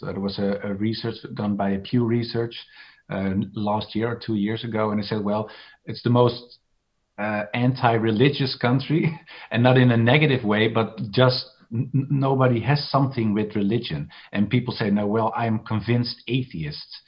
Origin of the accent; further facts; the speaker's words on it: Amsterdam, North Holland, Netherlands; I was born in Amsterdam, and Amsterdam is very liberal.